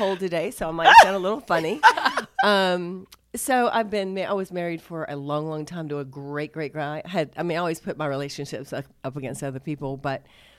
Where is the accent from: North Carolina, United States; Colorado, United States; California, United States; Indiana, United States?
North Carolina, United States; Concord; I'm from Concord.